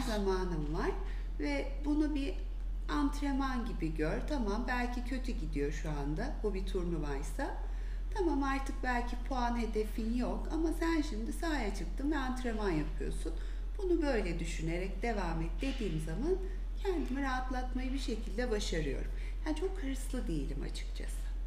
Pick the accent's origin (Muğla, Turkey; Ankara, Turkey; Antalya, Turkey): Antalya, Turkey; moved away as an adult; also born or lived in İzmir; now in Istanbul, Turkey; İzmir'de doğdum. Belli bir yaşa kadar İzmir, sonra Antalya'da büyüdüm.